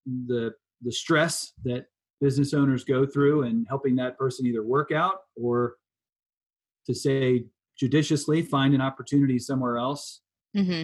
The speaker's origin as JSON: {"language": "English", "town": "Richmond", "region": "Virginia", "country": "United States", "said": "I'm from Richmond"}